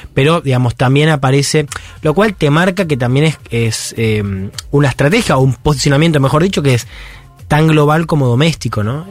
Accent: Peru

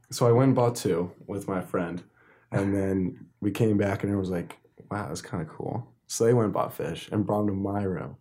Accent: Newport, New Jersey, United States; we're in Newport

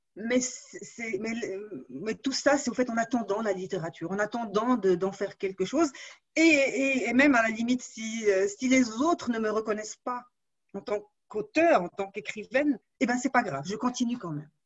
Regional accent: Morocco; je suis née au Maroc, je ne voyais pas d'écrivains autour de moi, il n'y avait pas beaucoup de librairies.

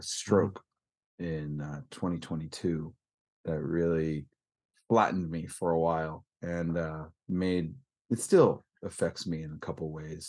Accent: Northern California, United States; I'm from California, it makes it, would make everyone think, like, beach and warmth, but that's a little southern. I'm northern

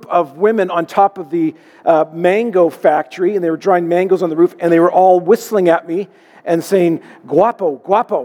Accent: Alberta, Canada; I'm from Alberta

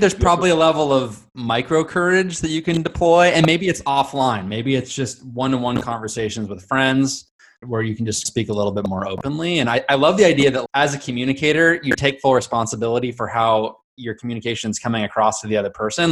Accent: Southern California, United States; I grew up in Southern California

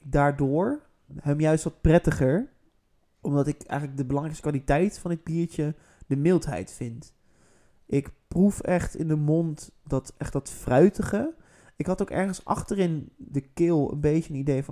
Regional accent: Netherlands; wij zijn natuurlijk als Nederlanders

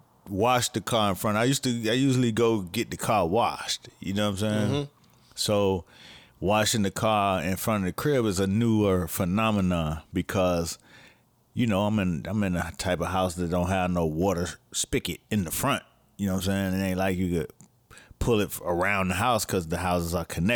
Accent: Miami, Florida, United States; but I'm from Miami, I don't want to play my shit, you know what I'm saying?

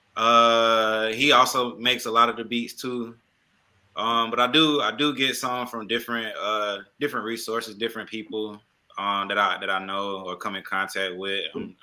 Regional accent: Atlanta, Georgia, United States; I don't know if I'm from Atlanta anymore

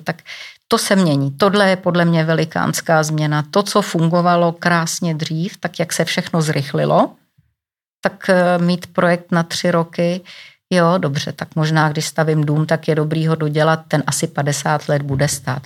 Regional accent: Czechia

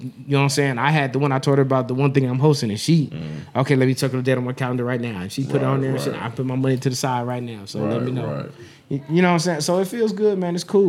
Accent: Las Vegas, Nevada, United States; And this is my town. I'm born and raised in Vegas.

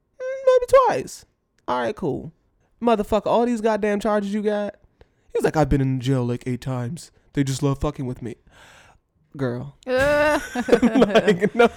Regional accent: United States; we're American.

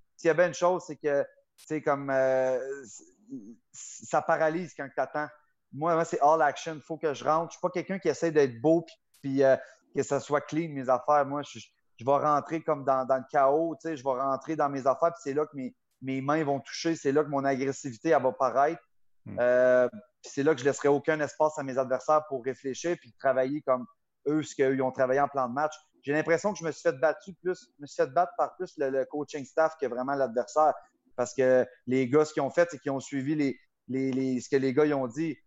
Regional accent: Gatineau, Quebec, Canada; Le petit gars normal de Gatineau, Buckingham

